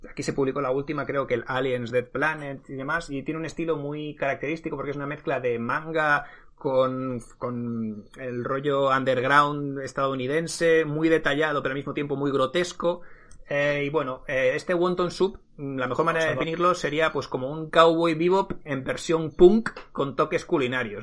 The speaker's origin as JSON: {"language": "Spanish", "region": "Basque Country", "country": "Spain", "said": "nosotros, siendo, vasco, tenemos a un carbonero borracho"}